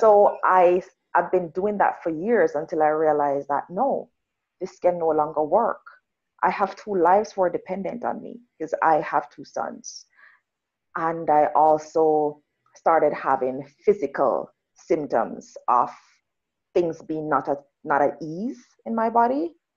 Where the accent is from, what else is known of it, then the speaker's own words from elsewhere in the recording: Jamaica; now in Canada; I'm Jamaican, rural Jamaican.